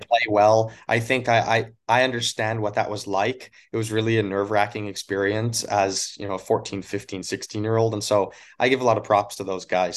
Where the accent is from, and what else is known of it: Crossfield, Alberta, Canada; born or raised there; moved away as an adult; also born or lived in Yellowknife, Northwest Territories; now in Los Angeles, United States